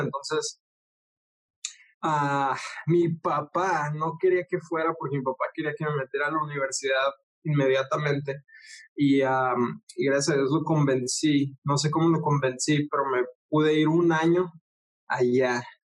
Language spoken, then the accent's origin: Spanish; Ciudad Juárez, Chihuahua, Mexico; moved away as an adult; now in Tijuana, Mexico; soy de Ciudad Juárez, Chihuahua, acá en México. Ah, pero ahorita vivo en Tijuana, Baja California